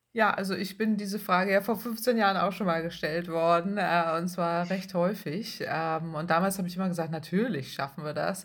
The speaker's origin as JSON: {"language": "German", "region": "Northern Germany", "country": "Germany", "said": "Ich komme aus dem Norden Deutschlands"}